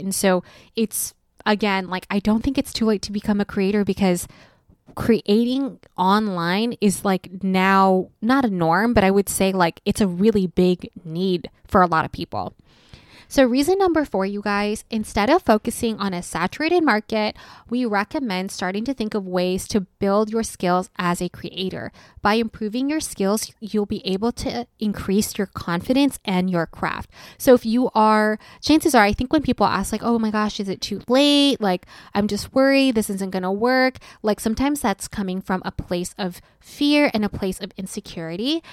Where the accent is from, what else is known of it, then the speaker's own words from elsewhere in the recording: United States; an American teenager growing up